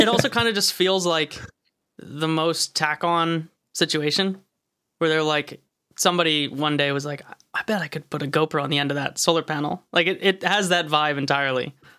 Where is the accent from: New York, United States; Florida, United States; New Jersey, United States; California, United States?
New Jersey, United States; where I grew up over in Jersey, like, there's just wild turkeys all the time